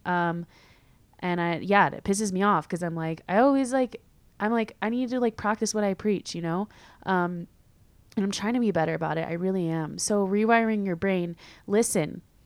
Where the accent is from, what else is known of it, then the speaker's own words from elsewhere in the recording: California, United States; moved away as an adult; also born or lived in San Diego; now in Madrid, Spain; I'm from California, um, where it's usually sunny all the time.